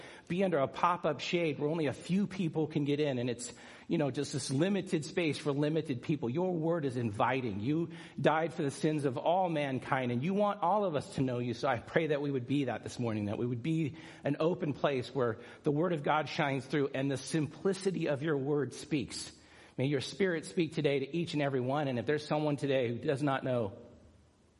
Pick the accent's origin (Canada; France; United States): United States; San Clemente, California; San Clemente, which is my hometown beach